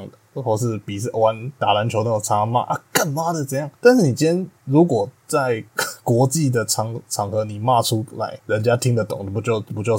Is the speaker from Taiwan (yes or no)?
yes; Taiwan; born there; 那毕竟我们出生在台湾这片土地上